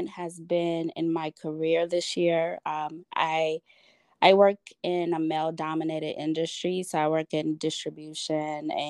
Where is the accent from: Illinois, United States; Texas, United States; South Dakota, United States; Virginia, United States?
Illinois, United States; Chicago; now in Schaumburg, United States; I live in, I guess this would be Schaumburg, Illinois, or Chicago. And people hate when you say you're from Chicago and you don't live in Chicago, but I'm